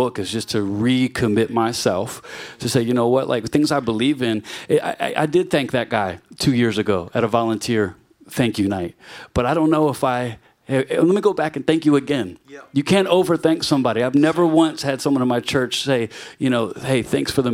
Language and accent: English; Virginia, United States; now in New York City, United States; I'm from Virginia